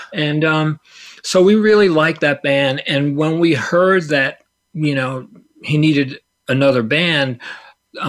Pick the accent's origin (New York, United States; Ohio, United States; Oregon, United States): New York, United States; New York City; we grew up in Staten Island